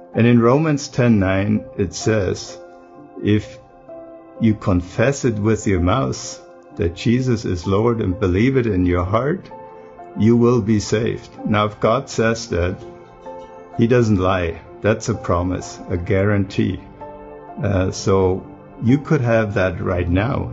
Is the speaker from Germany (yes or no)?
yes; Germany; moved away as an adult; now in United States; I grew up in Germany